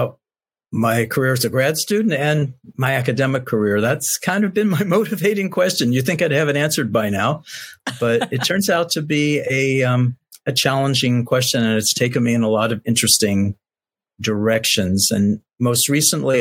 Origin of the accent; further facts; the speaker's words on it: Cincinnati, Ohio, United States; moved away as an adult; now in Santa Barbara, United States; I grew up in Cincinnati, Ohio. I'm a product of public schools from kindergarten through 12th grade, Cincinnati Public Schools